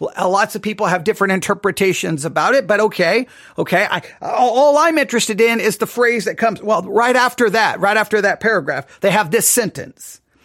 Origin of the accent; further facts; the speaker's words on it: Texas, United States; I'm from Texas